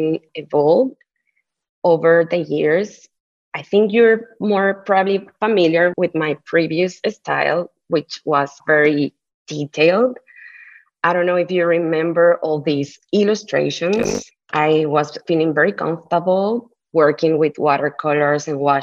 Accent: Mexico City, Mexico; first language Spanish; English is a second language; moved away as an adult; now in Oakland, United States; I'm based in Oakland, but I was born and raised in Mexico City. I've been in the Bay Area for 7 years now

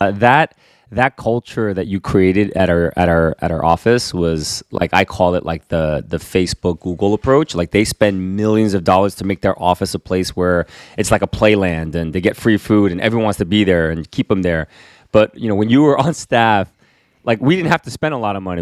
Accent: United States; I am Korean American

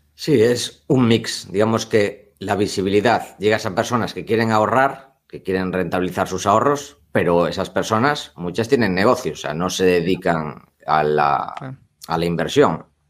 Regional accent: Spain

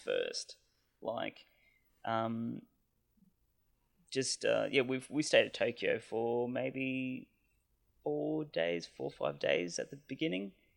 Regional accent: Canberra, Australian Capital Territory, Australia; I'm from Canberra, Australia

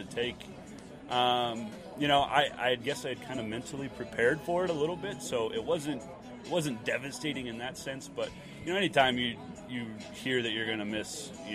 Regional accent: Spokane, Washington, United States; born or raised there

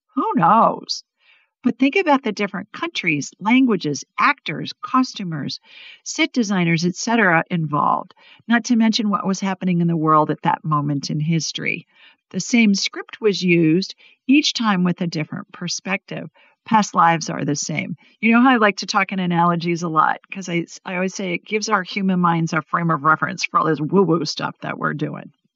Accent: Ohio, United States; now in Alabama, United States; I grew up in Ohio, and when I was little, we used to get so worried if it wasn't going to snow

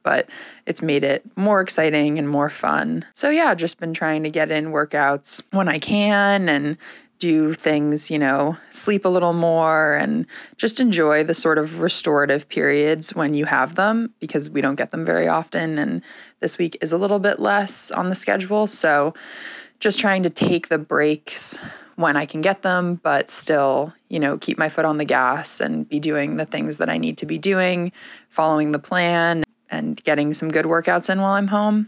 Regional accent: Weston, Massachusetts, United States; now in Sarasota, United States; I grew up in Weston, Massachusetts

